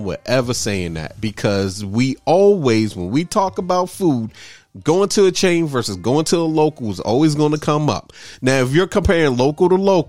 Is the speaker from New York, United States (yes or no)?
no; Baltimore, Maryland, United States; moved away; also born or lived in West Coast; I was from Baltimore